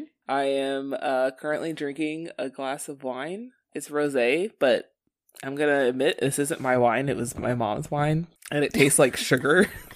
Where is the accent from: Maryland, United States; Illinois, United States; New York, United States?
Maryland, United States; Y'all, I'm … from Maryland, y'all.